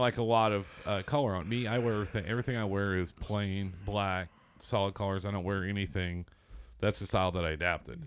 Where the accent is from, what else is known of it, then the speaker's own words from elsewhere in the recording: Seymour, Indiana, United States; moved away; I grew up in Seymour, Southern Indiana